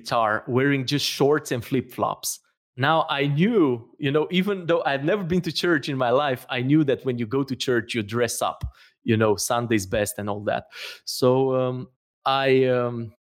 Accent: Romania; moved away as an adult; I'm from Romania

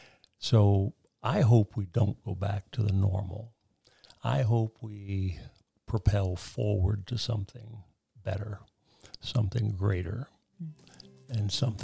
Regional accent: United States; As an American, as a proud American.

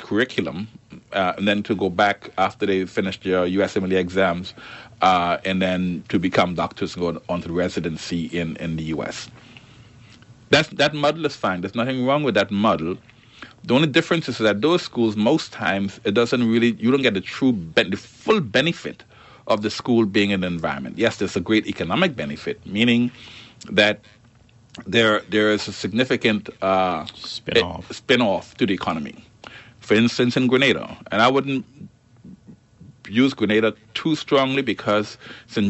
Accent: Turks & Caicos Islands; I'm Turks and Caicos. I'm coming in as a Turks and Caicos Islander into the organization

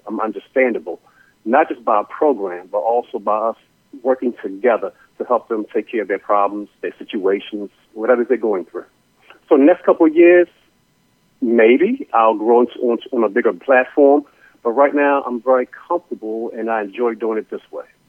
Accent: Baltimore, Maryland, United States; I'm originally from Baltimore

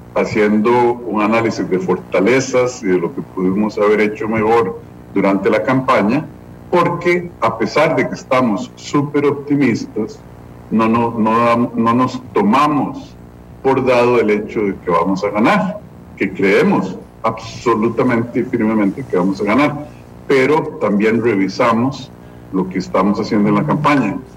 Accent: San José, Costa Rica; Yo vengo de calle 11 en el centro de San José, en una casita chiquita. Yo no me considero más que un costarricense absolutamente normal que fue a escuela pública, que andaba caminando y jugando en el centro de San José porque en mi casa no había patio

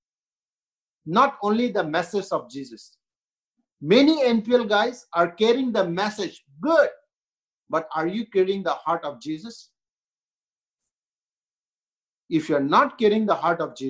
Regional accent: India; also born or lived in Northeast India; I'm Indian

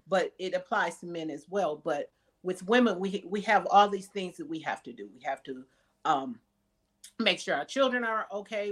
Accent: Wisconsin, United States; moved away; I'm originally from Wisconsin

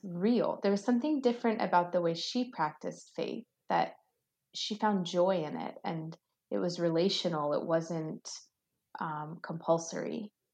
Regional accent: United States; I'm a first generation American

